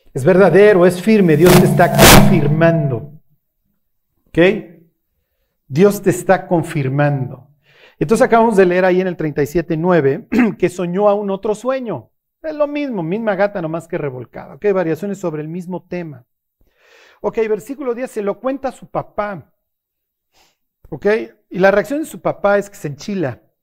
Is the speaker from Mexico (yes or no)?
yes; Mexico; also born or lived in Tlalnepantla; Somos más mexicanos que el mole aquí en Tlanepantla